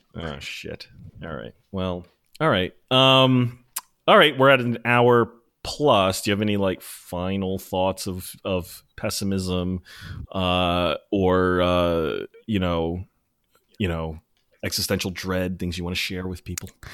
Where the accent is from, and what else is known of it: United States